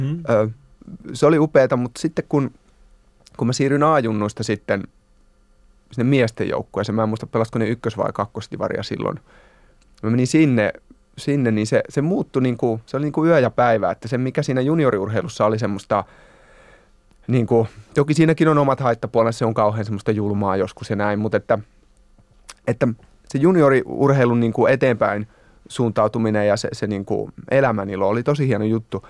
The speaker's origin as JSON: {"language": "Finnish", "town": "Hämeenlinna", "region": "Kanta-Häme", "country": "Finland", "tie": "born or raised there", "moved": "as an adult", "lives_now": "Helsinki, Finland", "said": "Mä oon sieltä kotosin."}